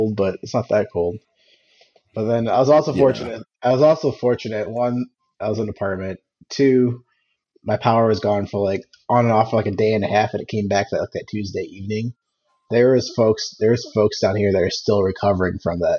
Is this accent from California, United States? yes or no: no; Ohio, United States; moved away; me growing up in Ohio